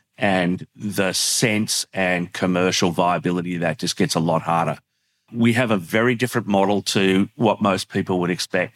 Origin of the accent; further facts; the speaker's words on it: Australia; an Australian who works in the sector